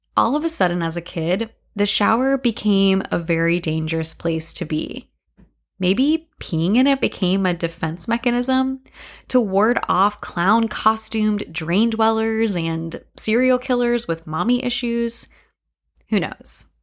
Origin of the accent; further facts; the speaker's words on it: Lake City, Florida, United States; My hometown, Lake City, has hosted the yearly A Lusty Battle Festival